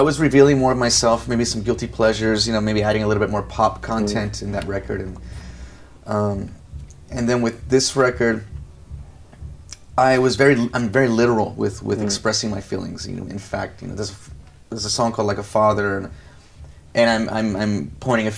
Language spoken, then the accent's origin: English; Los Angeles, California, United States; I'm from Los Angeles, and there you have Hollywood.